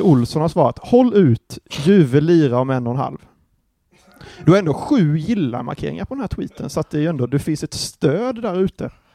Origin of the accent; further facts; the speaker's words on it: Anderstorp, Jönköping County, Sweden; det är ju mina hoods liksom, det är typ där jag kommer ifrån